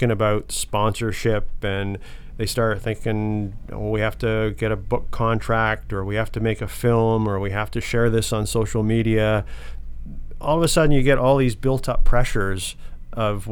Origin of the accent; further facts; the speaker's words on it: London, Ontario, Canada; I was from London